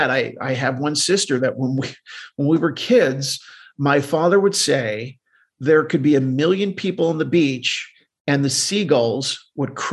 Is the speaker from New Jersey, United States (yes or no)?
yes; Deptford, New Jersey, United States; So I grew up in southern New Jersey.